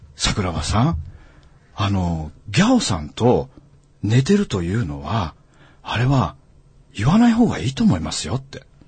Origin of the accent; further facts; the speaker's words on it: Aomori, Japan; 僕と同じ青森県出身